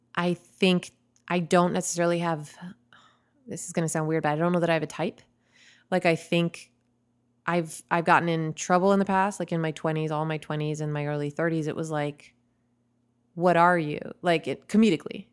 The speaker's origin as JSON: {"language": "English", "town": "Chicago", "region": "Illinois", "country": "United States", "tie": "born or raised there", "said": "I grew up in Chicago"}